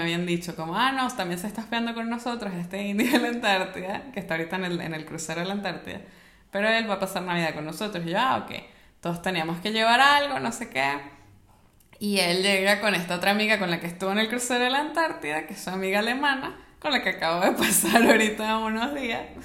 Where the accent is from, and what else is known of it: Mérida, Venezuela; born or raised there; moved away